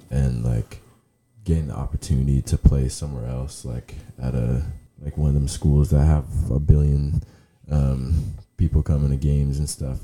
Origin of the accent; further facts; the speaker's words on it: Toronto, Ontario, Canada; moved away; also born or lived in Lynchburg, Virginia; Originally from Toronto, Canada